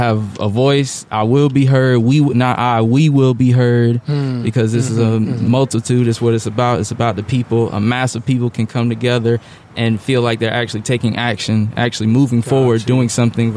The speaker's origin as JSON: {"language": "English", "town": "Raleigh", "region": "North Carolina", "country": "United States", "tie": "born or raised there", "said": "I'm from Raleigh, born and raised on the South Side. Still ain't left"}